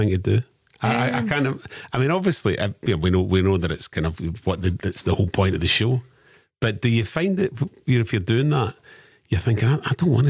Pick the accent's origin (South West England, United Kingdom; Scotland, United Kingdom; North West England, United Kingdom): Scotland, United Kingdom; Renfrewshire; also born or lived in Greenock / Jordanhill, Glasgow; now in Glasgow, United Kingdom; I'm all from all over the place. I'm originally Renfrewshire, then lived in Greenock for years, and then moved out of the West End.